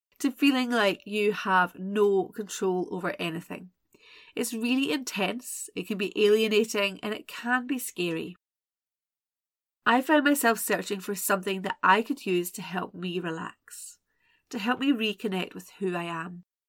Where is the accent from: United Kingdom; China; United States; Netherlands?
United Kingdom; Scotland; I'm Scottish